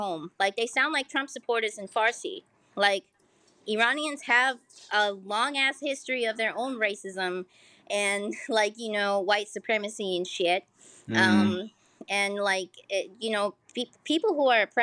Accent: United States; I was born in the US.

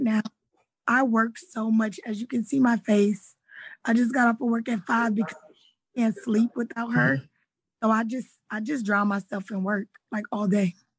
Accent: Houston, Texas, United States; I'm from Houston, Texas

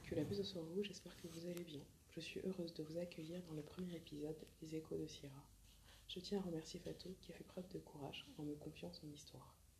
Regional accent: France; also born or lived in Mali (ancestry); je suis française d'origine malienne

